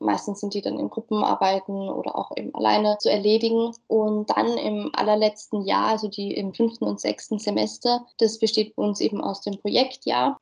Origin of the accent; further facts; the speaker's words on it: Mödling, Lower Austria, Austria; also born or lived in Wieselburg; ich bin aus Mödling, also auch näher Wien